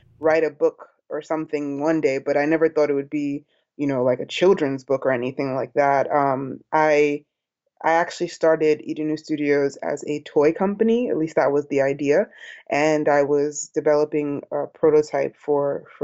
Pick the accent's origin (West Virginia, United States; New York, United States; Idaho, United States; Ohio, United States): New York, United States; New York City; I am Nigerian American, grew up in Brooklyn